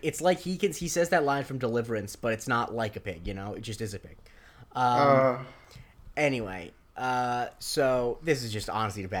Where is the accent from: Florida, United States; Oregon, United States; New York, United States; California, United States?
Florida, United States; there were wild boars where I grew up in Florida